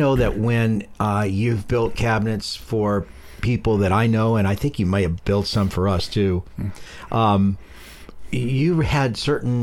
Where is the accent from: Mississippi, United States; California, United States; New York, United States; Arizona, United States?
California, United States; San Pablo; I grew up in San Pablo, Richmond